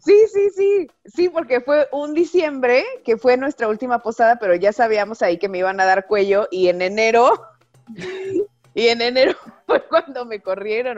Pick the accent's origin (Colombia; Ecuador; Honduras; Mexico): Mexico; Mexico City; also born or lived in Guadalajara; now in Aguascalientes, Mexico; yo soy del DF